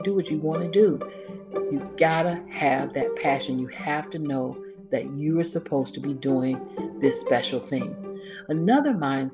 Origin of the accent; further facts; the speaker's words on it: Florida, United States; I'm from Florida